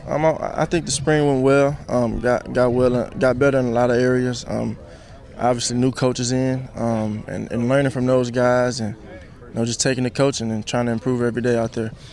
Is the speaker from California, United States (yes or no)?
no; Texas, United States; I'm from Texas